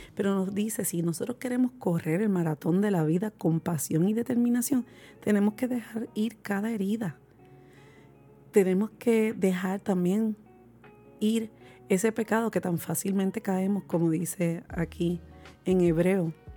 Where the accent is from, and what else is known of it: Puerto Rico